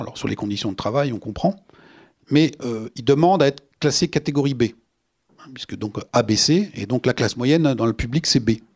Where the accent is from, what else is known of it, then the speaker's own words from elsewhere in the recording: France; chez nous en France